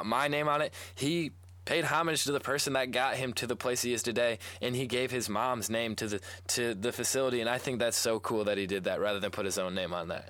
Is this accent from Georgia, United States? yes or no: no; East Lansing, Michigan, United States; growing up in East Lansing, if I ever go back to East Lansing High School